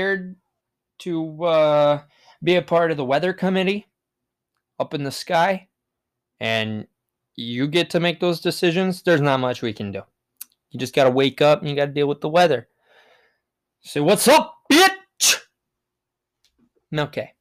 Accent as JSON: {"language": "English", "region": "Wisconsin", "country": "United States", "said": "I'm from Wisco, baby, and that's Wisconsin in the United States"}